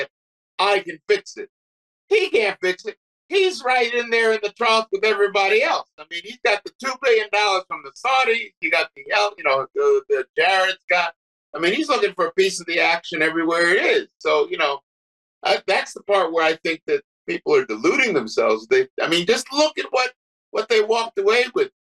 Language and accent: English; East Orange, New Jersey, United States; I grew up in East Orange, New Jersey